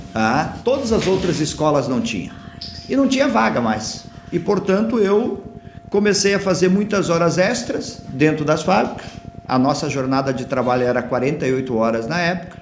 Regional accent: Mata, Rio Grande do Sul, Brazil; also born or lived in Jaguari / Sapiranga; Eu sou natural da cidade de Mata, que fica na região da, de Santa Maria

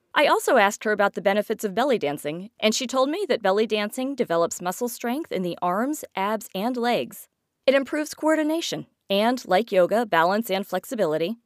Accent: Johnstown, Pennsylvania, United States; Johnstown, my hometown

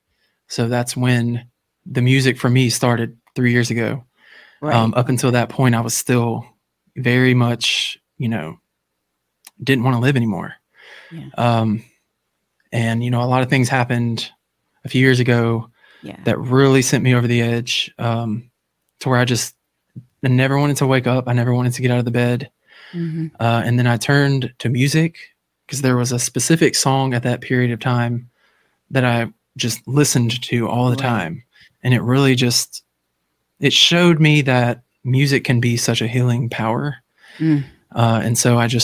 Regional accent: Louisiana, United States; I'm from Louisiana. For anybody that doesn't know, I live in Louisiana

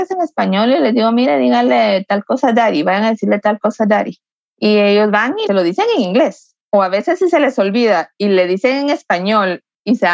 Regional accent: Guatemala; Yo no, no soy de México, soy de Guatemala. Es parecido, pero no es lo mismo

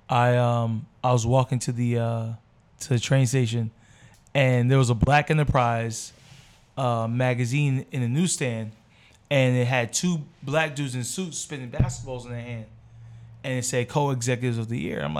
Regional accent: New York, United States; Because we're from New York, right

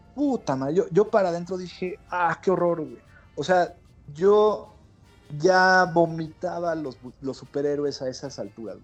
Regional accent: Mexico; toda la gente que estamos en, en México ahorita y que somos mexicanos

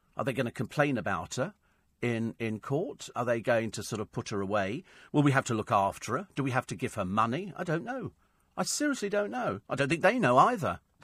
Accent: Hayes, London, United Kingdom; I was born in the other one

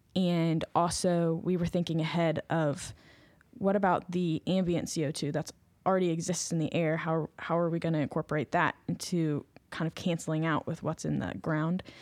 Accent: Maryland, United States; I'm majoring in chemistry, and I'm also from Maryland

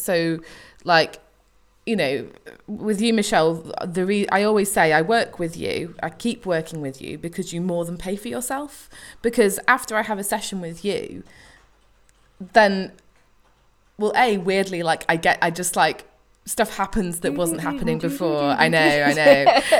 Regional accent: United Kingdom; because I'm British and we don't like talking about money

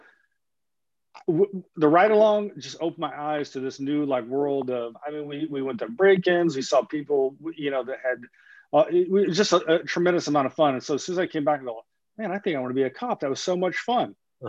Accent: Oklahoma, United States; moved away as an adult; also born or lived in California; I grew up in Oklahoma in a very small country town on a farm, one stoplight

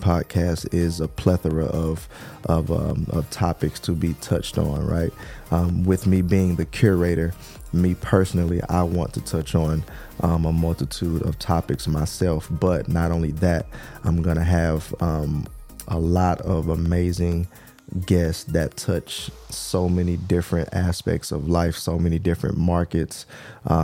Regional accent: Texas, United States; I'm from Texas, born and raised in Texas

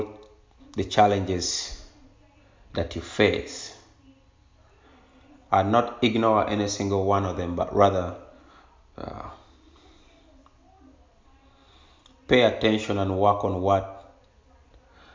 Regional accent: Uganda; moved away as an adult; now in United States; my childhood experiences of growing up in Uganda

